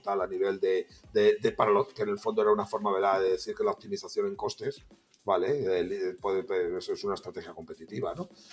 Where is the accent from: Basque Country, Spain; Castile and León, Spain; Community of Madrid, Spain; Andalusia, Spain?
Castile and León, Spain; Salamanca; yo como vosotros dos soy de Salamanca